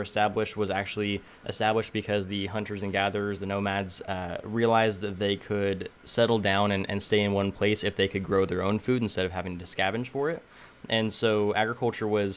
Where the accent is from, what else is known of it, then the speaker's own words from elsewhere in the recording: Tulare, California, United States; I was born and raised in Tulare, California, so I'm smack dab in the middle of the Central Valley.